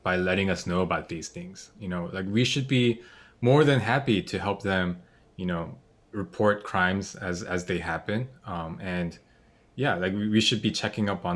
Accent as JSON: {"language": "English", "country": "United States", "tie": "born or raised there", "also_born_or_lived": "South Korea", "said": "So pretty much just grew up in America."}